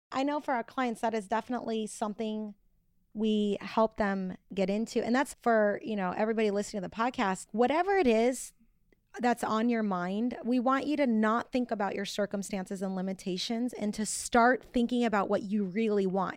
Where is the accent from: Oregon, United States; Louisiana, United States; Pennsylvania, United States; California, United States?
California, United States; Orange County; moved away as an adult; also born or lived in Bakersfield; I'm from Orange County